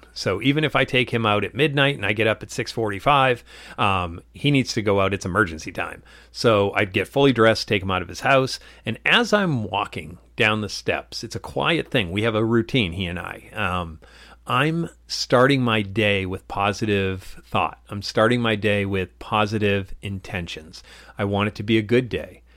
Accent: Dracut, Massachusetts, United States; what I call my hometown, which is in Drake at Massachusetts

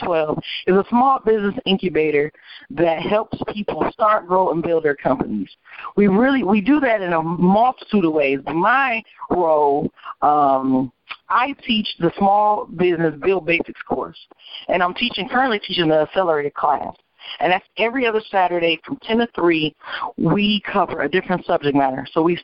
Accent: Detroit, Michigan, United States; that's where I'm from. I'm not from Midtown. I'm from 94 in Cashew on the east side.

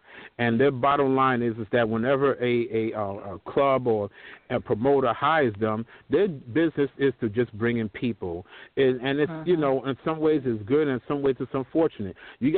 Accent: New York City, New York, United States; also born or lived in Long Island; from my days of growing up in New York City and Long Island

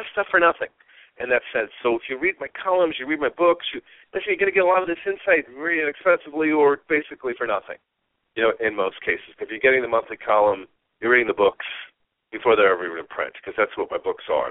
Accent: East Coast, United States; moved away; I'm from the East Coast

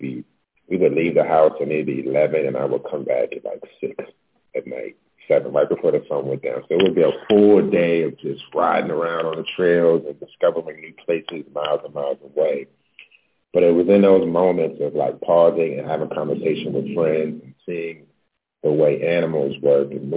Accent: Baltimore, Maryland, United States; also born or lived in New York; now in Los Angeles, United States; I'm originally from Baltimore. I moved to LA about 7 years ago from New York

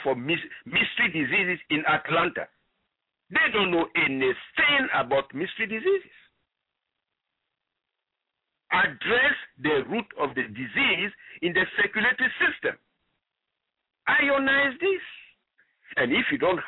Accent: Ghana; moved away; I come from Ghana originally

